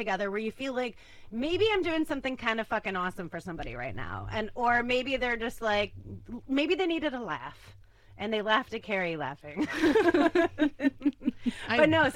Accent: Chicago, Illinois, United States; I'm from Chicago

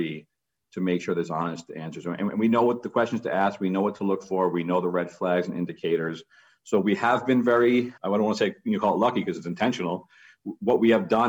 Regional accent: New York City, New York, United States; now in Massachusetts, United States; I grew up in Queens, New York, which is just rated one of the most diverse counties in America

